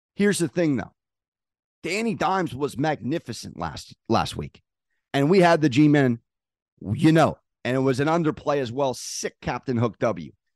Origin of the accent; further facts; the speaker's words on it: San Diego, California, United States; I'm a recovering San Diego Charger fan. I am from Ron Burgundy land